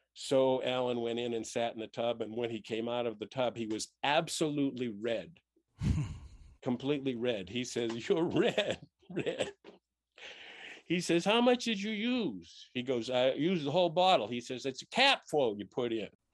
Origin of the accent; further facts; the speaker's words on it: Boston, Massachusetts, United States; growing up in Boston